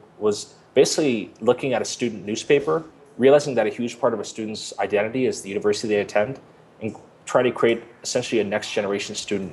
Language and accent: English; United States; moved away as an adult; also born or lived in Tokyo, Japan / Northern California / New York; now in Colombia; I grew up on the East Coast outside New York